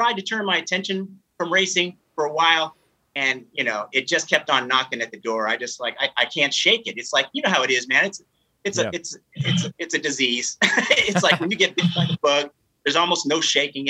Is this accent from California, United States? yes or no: yes; Northern California, United States; growing up in Northern California